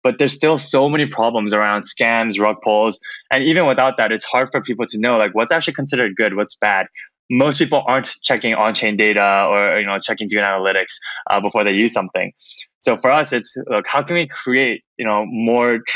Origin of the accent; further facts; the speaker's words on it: Toronto, Ontario, Canada; moved away as an adult; also born or lived in San Francisco; I grew up in Toronto, Canada